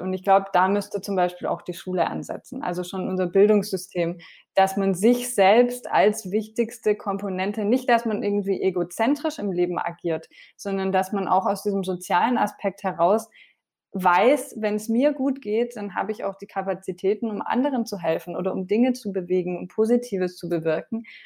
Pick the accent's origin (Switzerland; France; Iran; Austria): France; now in Germany; ich bin ja in Frankreich aufgewachsen